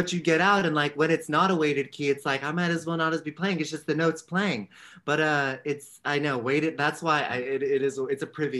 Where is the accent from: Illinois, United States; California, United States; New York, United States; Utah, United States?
California, United States; San Francisco; San Francisco, yeah.